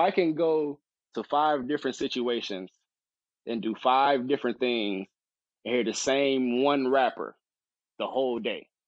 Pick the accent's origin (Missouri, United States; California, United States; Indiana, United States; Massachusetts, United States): Missouri, United States; St. Louis; I'm from St. Louis, bro. I'm from St. Louis area.